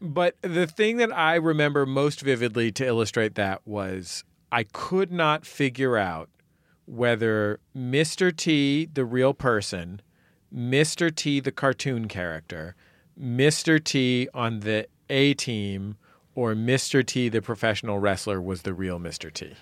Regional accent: San Francisco, California, United States; now in Los Angeles, United States; I grew up in the Mission District

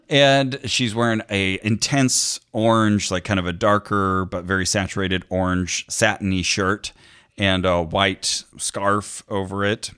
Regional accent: Santa Cruz, California, United States; now in Los Angeles, United States; my hometown of Santa Cruz

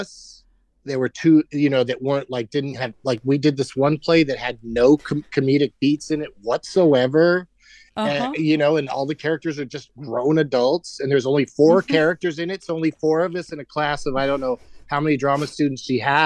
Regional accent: San Diego, California, United States; I grew up in San Diego

